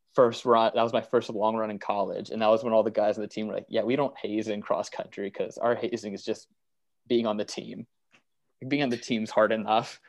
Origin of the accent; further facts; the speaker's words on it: Waynesburg, Pennsylvania, United States; moved away; I'm originally from Waynesburg, which was 30 minutes away from WVU